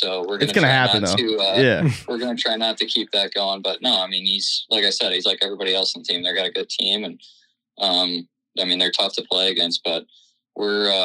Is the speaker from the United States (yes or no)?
yes; Dallas, Texas, United States; moved away as an adult; I'm from Dallas